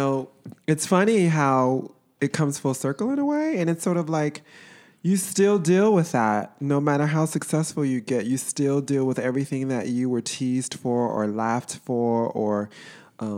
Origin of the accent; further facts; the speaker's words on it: Chicago, Illinois, United States; moved away as an adult; now in New York, United States; I was born and raised there on the South Side in a predominantly African American and Latin neighborhood.